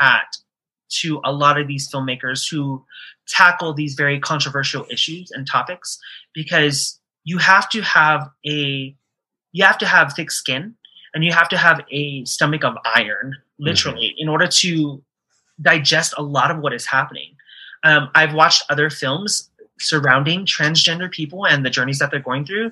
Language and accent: English; Hawaii, United States; moved away; I came from Hawaii